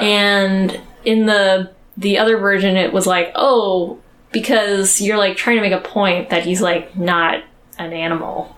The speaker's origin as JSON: {"language": "English", "country": "United States", "said": "I'm American"}